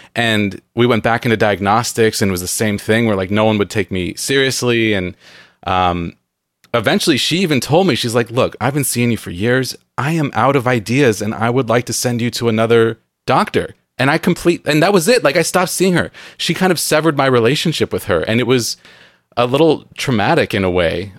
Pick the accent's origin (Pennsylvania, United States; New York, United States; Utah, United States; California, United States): California, United States; San Diego; moved away as an adult; now in Pacific Northwest, United States; I grew up in San Diego where it's very moldy